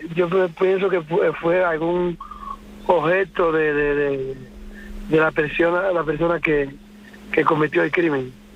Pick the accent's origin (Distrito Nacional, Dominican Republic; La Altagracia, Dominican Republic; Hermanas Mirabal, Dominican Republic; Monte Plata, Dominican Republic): La Altagracia, Dominican Republic; Punta Cana; now in Madrid, Spain; yo soy de Punta Cana